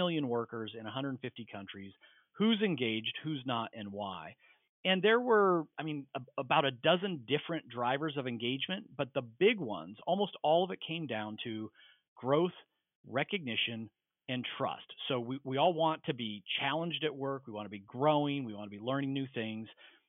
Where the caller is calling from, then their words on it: Philadelphia, Pennsylvania, United States; Philadelphia, Pennsylvania.